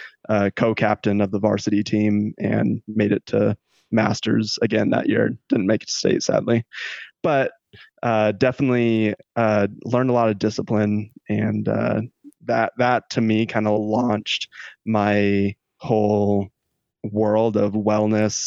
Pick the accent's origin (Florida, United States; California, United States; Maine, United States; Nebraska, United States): California, United States; Stockton; I'm from Stockton, California, born and raised there